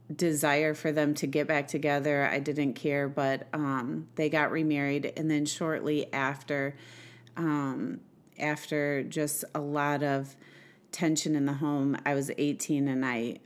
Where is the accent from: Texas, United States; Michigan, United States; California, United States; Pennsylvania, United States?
Michigan, United States; Swartz Creek; also born or lived in Flint; I was born in Flint, like you said, and grew up in a little town called Swartz Creek. It's a suburb of Flint.